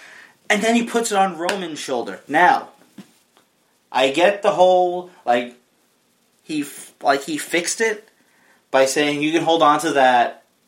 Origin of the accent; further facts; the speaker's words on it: United States; as an American